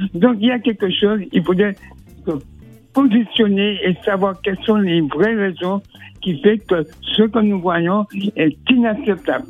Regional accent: Martinique; Moi, je viens de la Martinique

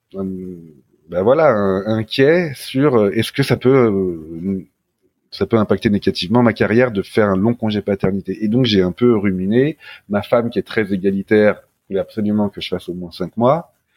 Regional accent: Paris, Île-de-France, France; also born or lived in Norway; je suis un petit Parisien

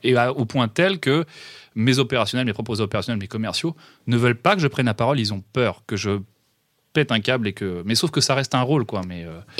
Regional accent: Rennes, Brittany, France; je suis un pur produit de Bretagne et je suis un pur produit de Rennes. J'ai fait euh, toute ma scolarité depuis euh, la maternelle

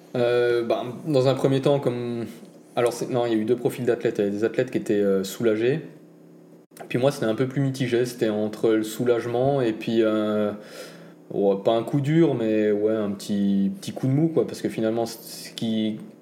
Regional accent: Grand Est, France; en tant que bon Alsacien

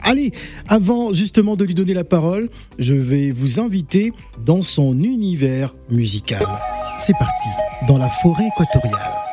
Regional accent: Cameroon; je suis Camerounais, je suis des Bolova

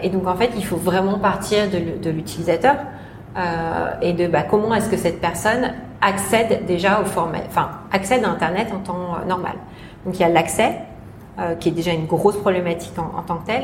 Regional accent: France; now in Hong Kong; la petite française

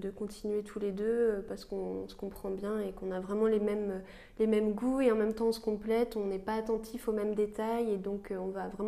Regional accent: Île-de-France, France; Moi, je suis de la région parisienne

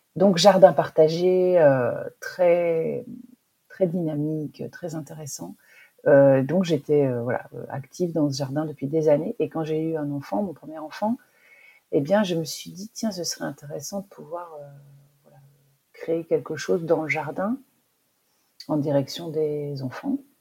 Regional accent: Belgium; now in Lille, France; j'habitais euh, en Belgique, je suis belge en fait, euh, et j'habitais à la campagne.

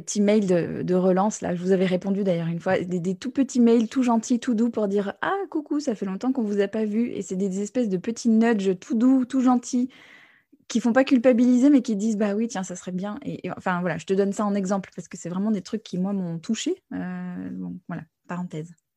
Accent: United States; moved away; j'ai grandi aux États-Unis aussi

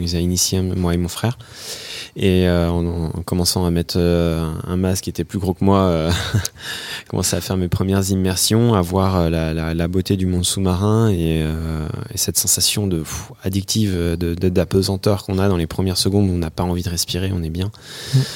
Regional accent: Thonon-les-Bains, Auvergne-Rhône-Alpes, France; moved away as an adult; also born or lived in Annecy; originaire de manière particulière euh, euh, entre lac et montagne de Haute-Savoie. Je suis né à Tonon-les-Bains et euh, je vivais à Annecy jusqu'à il y a quelques années

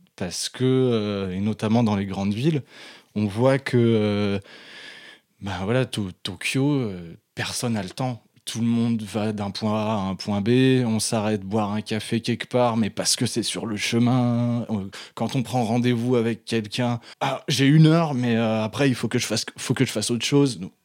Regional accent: Mâcon, Bourgogne-Franche-Comté, France; la bibliothèque municipale de Macon là où j'ai grandi

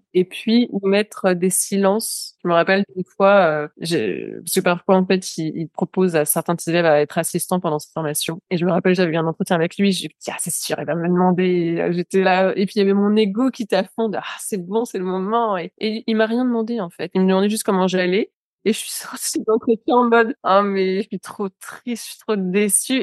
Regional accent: France; Qui suis-je, moi, en tant que Française

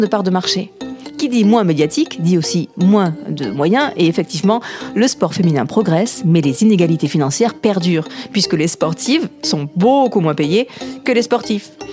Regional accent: Ariège, Occitania, France; moved away; J'ai grandi en Ariège quelques années

